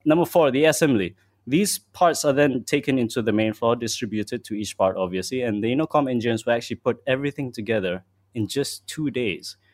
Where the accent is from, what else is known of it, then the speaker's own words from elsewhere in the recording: Malaysia; as a Malaysian